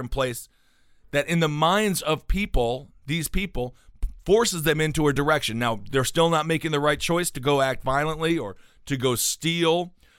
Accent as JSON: {"language": "English", "town": "Milwaukee", "region": "Wisconsin", "country": "United States", "tie": "born or raised there", "said": "I grew up in Wisconsin, not in Colorado."}